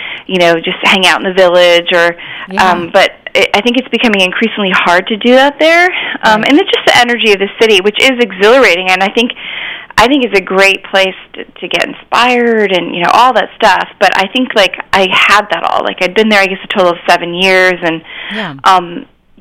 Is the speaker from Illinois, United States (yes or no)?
no; Washington, District of Columbia, United States; moved away as an adult; also born or lived in New York; I ended up relocating to Washington, D.C., which is where I grew up